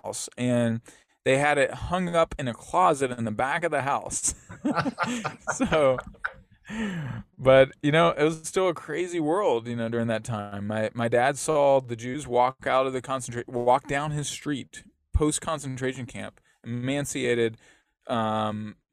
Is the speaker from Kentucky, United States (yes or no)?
yes; Lexington, Kentucky, United States; I grew up in Lexington, Kentucky